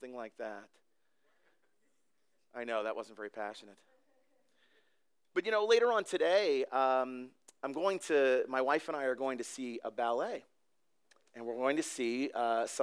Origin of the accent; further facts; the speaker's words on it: Canada; now in Mount Laurel, United States; I am Canadian, or was.